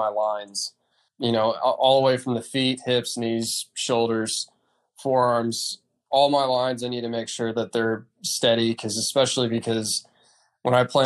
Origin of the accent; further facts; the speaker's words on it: Dallas, Texas, United States; also born or lived in San Francisco, California; I grew up in Texas. I was originally born in San Francisco, moved to Dallas when I was nine